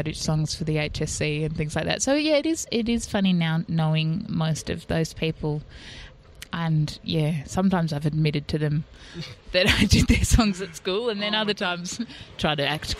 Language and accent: English; New South Wales, Australia; In Sydney, in Barara.